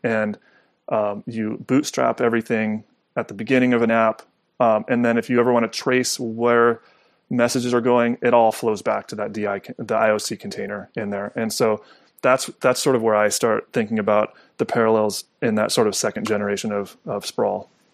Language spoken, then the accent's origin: English; Southern California, United States; I grew up in Southern California